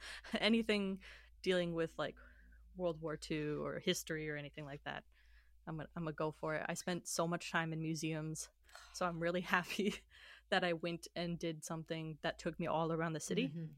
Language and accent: English; Illinois, United States; I'm from Illinois.